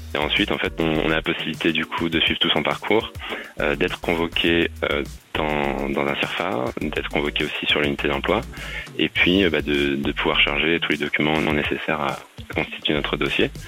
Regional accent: Brittany, France; je suis breton

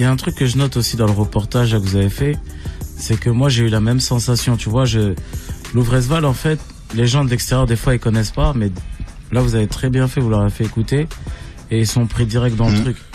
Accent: Grigny, Île-de-France, France; j'ai grandi à Grigny la Grande Borne

